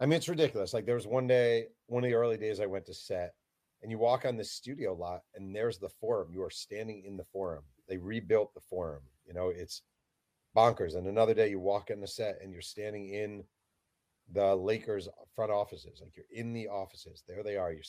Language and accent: English; New York, United States; growing up in New York